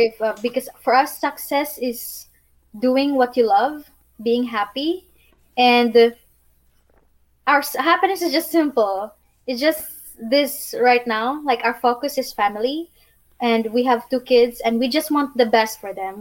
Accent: Philippines; moved away as an adult; now in Bosnia and Herzegovina; I'm from Philippines

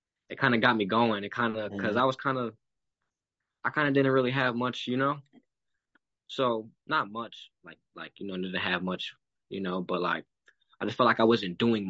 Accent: Rochester, New York, United States; moved away as an adult; now in Tampa, United States; my hometown, Rochester, New York.

